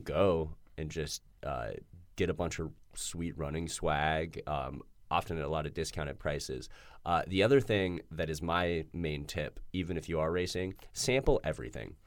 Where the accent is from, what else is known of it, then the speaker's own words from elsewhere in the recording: Denver, Colorado, United States; I'm from Denver